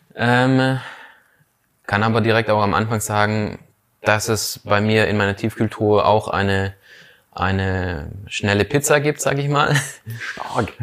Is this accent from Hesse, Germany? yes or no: no; Schorndorf, Baden-Württemberg, Germany; also born or lived in Lake Constance; bei uns in Schorndorf in einem evangelischen ähm, Jugendwerk geleistet